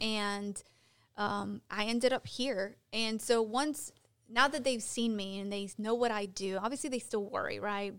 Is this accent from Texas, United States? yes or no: no; Chicago, Illinois, United States; moved away as an adult; now in Gastonia, United States; I'm from Chicago